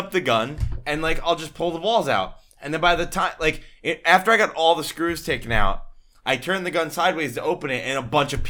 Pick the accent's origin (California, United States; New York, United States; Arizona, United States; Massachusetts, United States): New York, United States; Ossining; moved away; Technically, I'm from Ossining